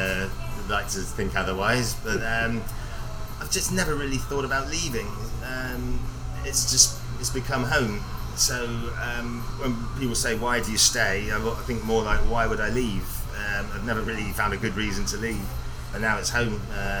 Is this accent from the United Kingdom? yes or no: yes; England, United Kingdom; now in Taiwan; I'm English, pale skinned, not used to this fierce heat.